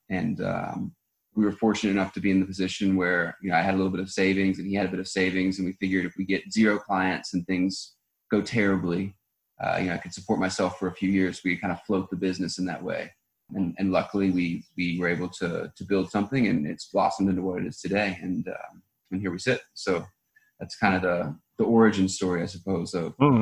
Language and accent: English; North Carolina, United States; moved away as an adult; also born or lived in Bahamas; now in Costa Rica; I'm originally from North Carolina in the states